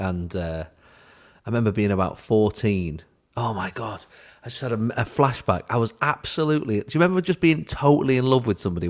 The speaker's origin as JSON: {"language": "English", "town": "Manchester", "region": "North West England", "country": "United Kingdom", "tie": "born or raised there", "said": "I grew up in the Triangle of Death, yeah, the Quadrangle of Terror. In South Manchester."}